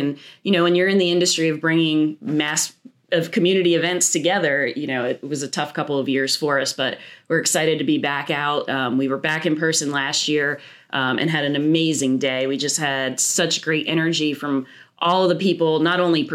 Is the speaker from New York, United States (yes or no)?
no; New Jersey, United States; moved away as an adult; also born or lived in West Virginia; now in Richmond, United States; I am originally from New Jersey